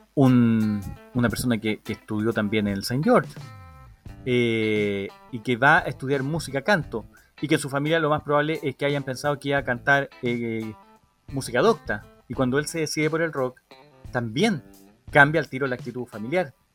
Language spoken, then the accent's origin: Spanish; Chile; somos muy chilenos algunas veces para nuestras cosas